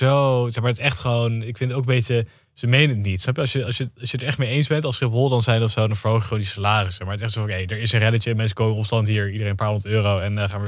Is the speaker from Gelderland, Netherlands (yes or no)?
yes; Zutphen, Gelderland, Netherlands; ik kom uit Zutphen